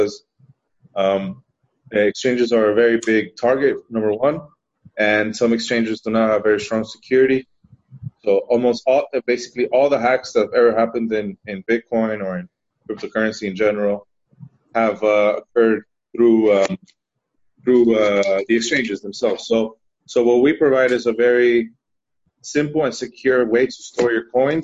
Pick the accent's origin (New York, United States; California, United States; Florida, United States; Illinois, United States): Florida, United States; Miami; moved away as an adult; also born or lived in Spain; now in Amsterdam, Netherlands; I'm Spanish, but I grew up in Miami